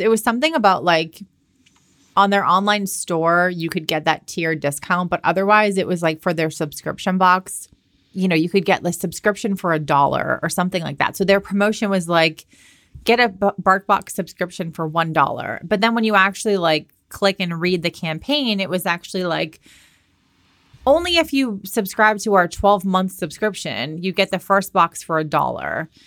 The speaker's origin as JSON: {"language": "English", "town": "Boston", "region": "Massachusetts", "country": "United States", "also_born_or_lived": "Southern California", "moved": "as an adult", "said": "I'm from Boston"}